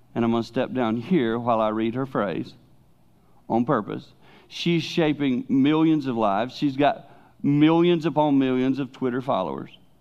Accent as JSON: {"language": "English", "region": "the Carolinas", "country": "United States", "tie": "born or raised there", "moved": "yes", "lives_now": "Holland, United States", "said": "as a boy growing up in the Carolinas in my teen years"}